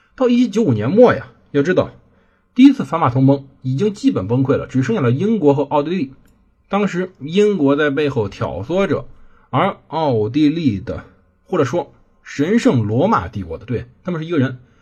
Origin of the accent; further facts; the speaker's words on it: China; 我们是中国人